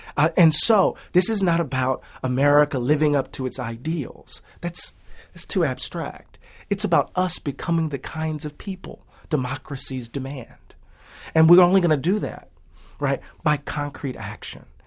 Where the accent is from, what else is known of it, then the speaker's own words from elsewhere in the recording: Moss Point, Mississippi, United States; moved away as an adult; also born or lived in Atlanta, Georgia; growing up in Mississippi, when my dad was hired at the post office